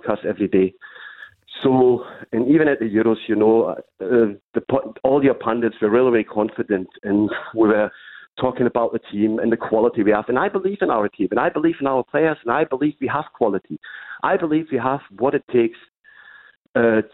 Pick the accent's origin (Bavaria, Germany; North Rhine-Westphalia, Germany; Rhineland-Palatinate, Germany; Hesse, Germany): Hesse, Germany; Giessen; I grew up over here in Germany